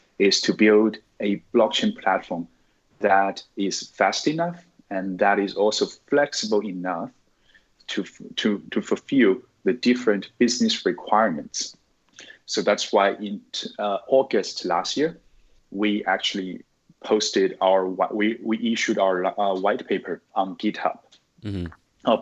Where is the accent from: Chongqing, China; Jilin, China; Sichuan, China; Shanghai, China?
Sichuan, China; moved away as an adult; also born or lived in United States; now in Singapore; I'm originally from China, from Sichuan province. I'm now living in Singapore.